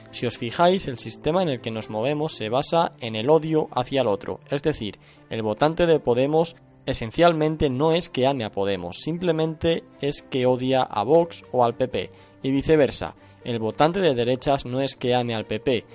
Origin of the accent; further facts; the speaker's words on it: Spain; vemos los españoles